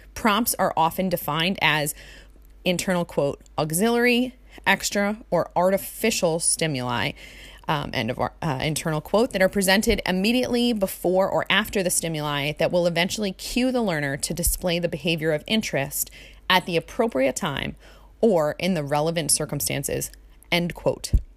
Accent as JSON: {"language": "English", "area": "Jersey Shore", "region": "New Jersey", "country": "United States", "tie": "born or raised there", "also_born_or_lived": "Hawaii", "said": "I was born and raised on the Jersey Shore."}